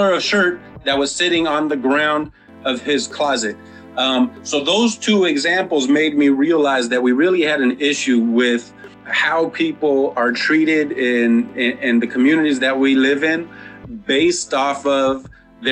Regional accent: San Diego, California, United States; also born or lived in Encanto, San Diego; I grew up in Linda Vista, Southeast has kind of been my adopted community

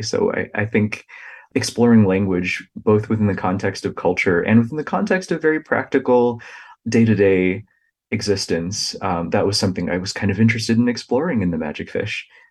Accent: United States; the experiences of my own family that I observed kind of growing up in the United States

